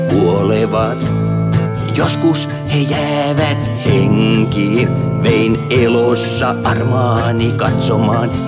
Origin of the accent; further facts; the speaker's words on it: Vaasa, Ostrobothnia, Finland; mä oon Vaasasta kotosia, niin mä oon asunut ää, Neekerikylän kupeessa